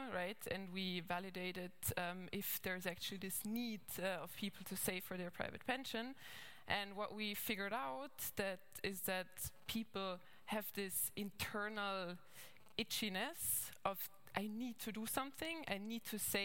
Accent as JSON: {"language": "English", "country": "Austria", "accent": "Arnie accent", "second_language": "English", "moved": "yes", "lives_now": "Germany", "said": "as you might hear from my accent, maybe I'm Austrian originally, so I have like this Arnie accent coming through from time to time."}